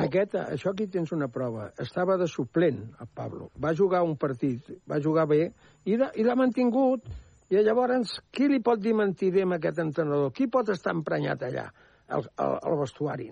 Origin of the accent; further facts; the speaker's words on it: Les Preses, Catalonia, Spain; sóc gironí, perquè jo m'he criat a les preses, a la província de Girona